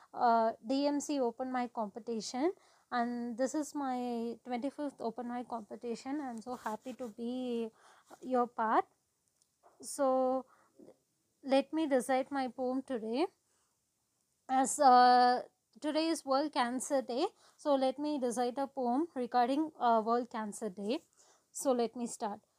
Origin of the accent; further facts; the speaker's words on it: Kodaikanal, Tamil Nadu, India; I am from Kodaikanal